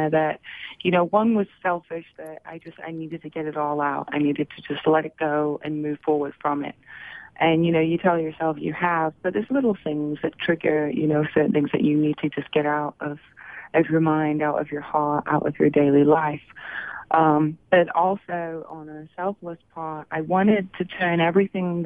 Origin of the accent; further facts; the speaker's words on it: Manchester, North West England, United Kingdom; now in Atlanta, United States; I grew up in Manchester, England